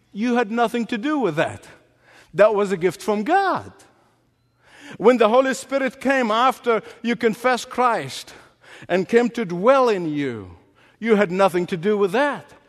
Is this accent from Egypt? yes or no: yes; Egypt; moved away as an adult; The first 19 years of my life was spent growing up in Egypt.